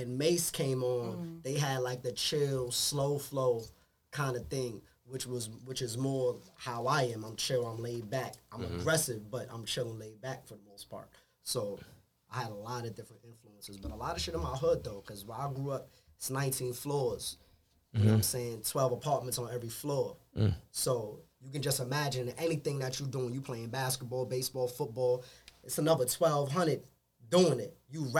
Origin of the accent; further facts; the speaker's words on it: New York City, New York, United States; And then I'm from the Bronx. So it's like, I grew up the street from